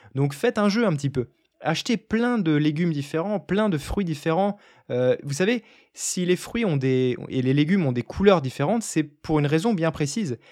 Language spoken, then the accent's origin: French; France; je suis français